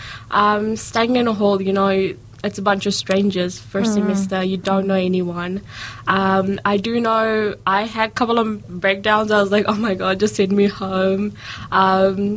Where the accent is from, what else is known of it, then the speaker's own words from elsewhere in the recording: Auckland, New Zealand; moved away as an adult; now in Dunedin, New Zealand; I'm from Auckland originally.